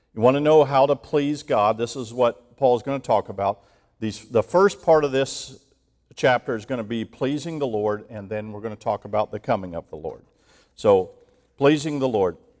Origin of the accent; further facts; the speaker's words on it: Ohio, United States; moved away; growing up in Ohio